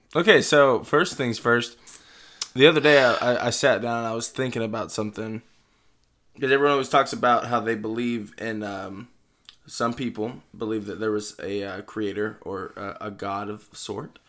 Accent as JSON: {"language": "English", "region": "Texas", "country": "United States", "said": "we're from Texas"}